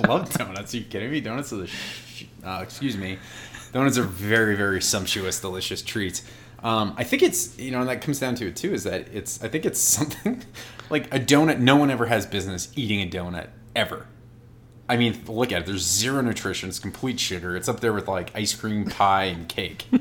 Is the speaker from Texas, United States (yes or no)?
no; Boston, Massachusetts, United States; I'm from Boston